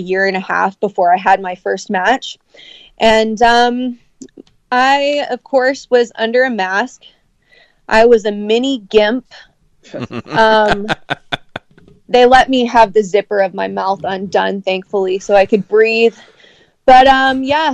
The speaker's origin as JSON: {"language": "English", "town": "Sacramento", "region": "California", "country": "United States", "moved": "yes", "lives_now": "Canada", "said": "I'm from Sacramento, California"}